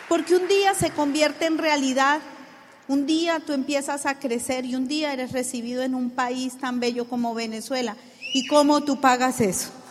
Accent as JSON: {"language": "Spanish", "country": "Colombia", "said": "decimos en Colombia"}